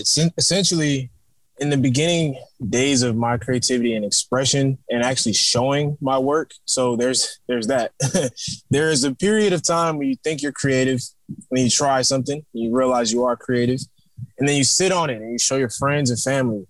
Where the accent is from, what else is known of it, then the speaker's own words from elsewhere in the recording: New York, United States; born there; because I was born in New York as well, you know